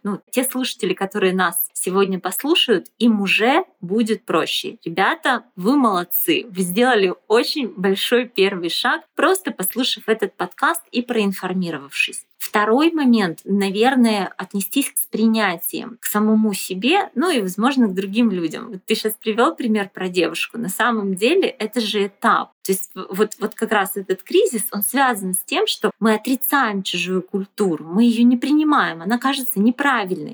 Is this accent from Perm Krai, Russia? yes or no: yes; Chusovoy, Perm Krai, Russia; moved away as an adult; also born or lived in Yekaterinburg; now in Milan, Italy; я вот из Чусового, маленький город Пермского края, я всю жизнь там прожила, жила